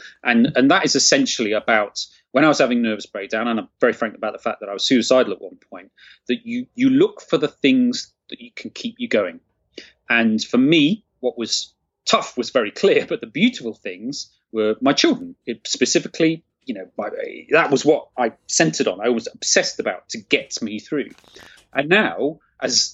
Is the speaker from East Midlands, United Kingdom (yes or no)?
yes; Nottingham, East Midlands, United Kingdom; I grew up in Nottingham, or near Nottingham.